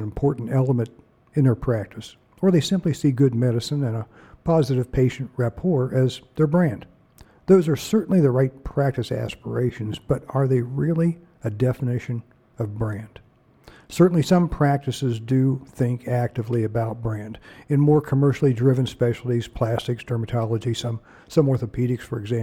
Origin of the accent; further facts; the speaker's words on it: Ohio, United States; I'm from Ohio